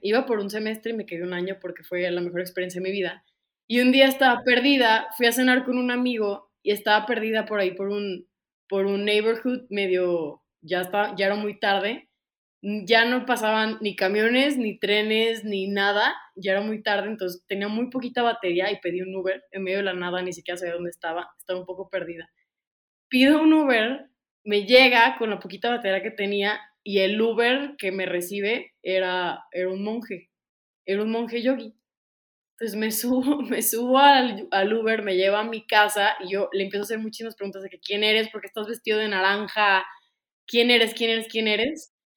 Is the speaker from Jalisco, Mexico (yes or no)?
yes; Ocotlán, Jalisco, Mexico; moved away as an adult; also born or lived in Guadalajara; yo soy de Ocotlán, Jalisco, de una pequeña ciudad eh, a las afueras de Guadalajara, 40 minutos